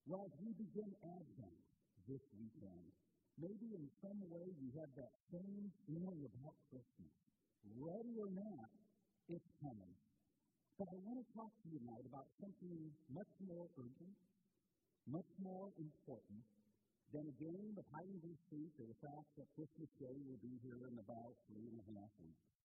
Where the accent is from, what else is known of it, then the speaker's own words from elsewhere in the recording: Portland, Indiana, United States; the block that I grew up on in Portland, Indiana